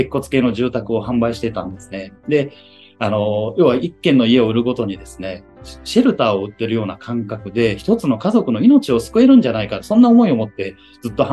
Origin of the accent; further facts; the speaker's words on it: Hyogo, Japan; moved away as an adult; also born or lived in Kobe / Yokohama; 私、兵庫県出身なんですけども、阪神淡路大震災が一番のきっかけでして